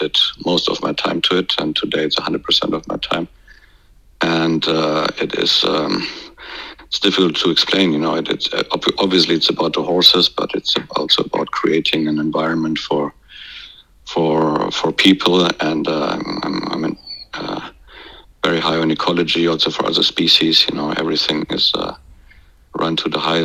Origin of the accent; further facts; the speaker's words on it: Germany; growing up in the German countryside with horses.